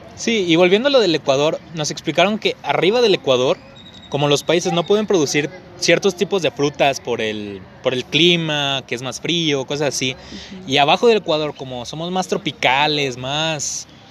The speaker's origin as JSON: {"language": "Spanish", "country": "Mexico", "said": "yo como mexicano amo mi país y yo quiero crecer en mi país."}